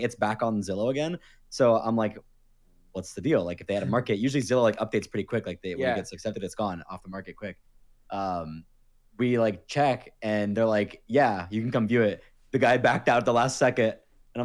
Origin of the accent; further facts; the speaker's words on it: Florida, United States; also born or lived in Los Angeles, United States; now in Las Vegas, United States; I'm from Florida